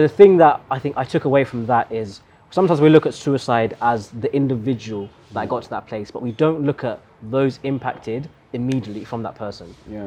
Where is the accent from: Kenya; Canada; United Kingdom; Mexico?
Kenya; Meru, Meru County; we're both from Meru